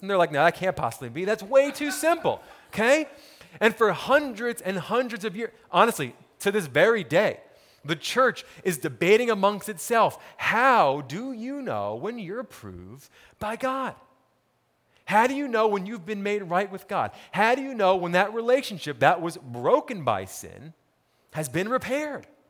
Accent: Montclair, New Jersey, United States; I grew up in New Jersey, town called Montclair, about ten miles outside of New York City

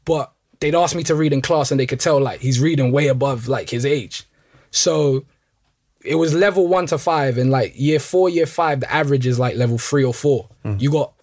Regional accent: London, United Kingdom; Pretty much, like, I was born and raised in Northwest London. Like, my parents are from Congo, both of them. And then me and my siblings were all born in London.

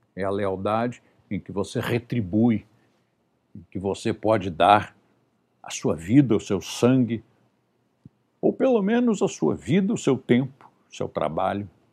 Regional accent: Rio de Janeiro, Brazil; now in São Paulo, Brazil; contra o Rio de Janeiro, onde eu nasci

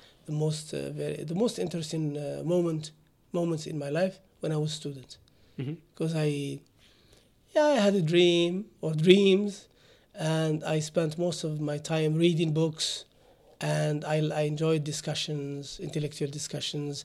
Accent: Morocco; moved away as an adult; also born or lived in Germany; now in United Arab Emirates; I was born in Morocco

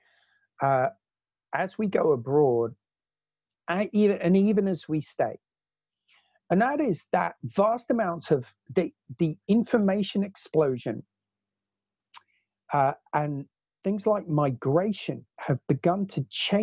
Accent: Oxford, South East England, United Kingdom; moved away as an adult; also born or lived in New Zealand / Africa; as a kid growing up as a teenager growing up in Oxford

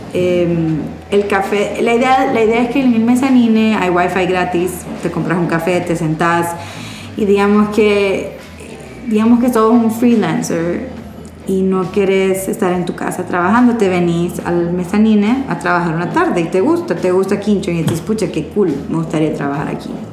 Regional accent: Honduras; yo digo nosotros como hondureños

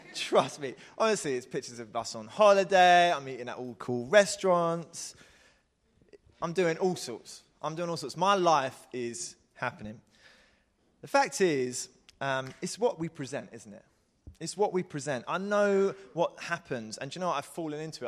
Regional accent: Croydon, London, United Kingdom; I am English, I am from Croydon.

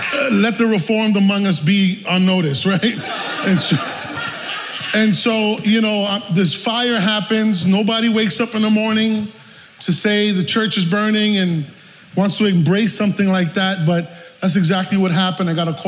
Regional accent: New York City, New York, United States; I'm from the South Bronx, if you can't tell yet.

